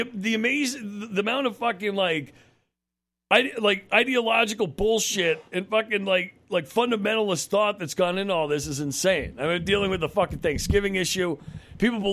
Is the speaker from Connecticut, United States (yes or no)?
yes; Connecticut, United States; I grew up in Connecticut, outside New York